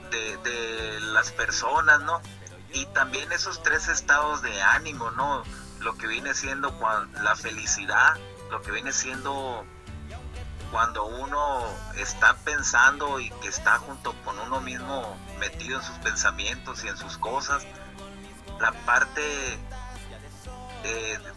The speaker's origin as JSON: {"language": "Spanish", "town": "Guatabampo", "region": "Sonora", "country": "Mexico", "tie": "born or raised there", "said": "la empecé precisamente el, el, año 95, allá en mi pueblo, en Guatabampo."}